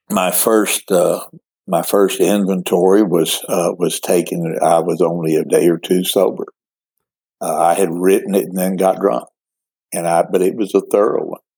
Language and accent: English; Midland, Odessa, Texas, United States; born or raised there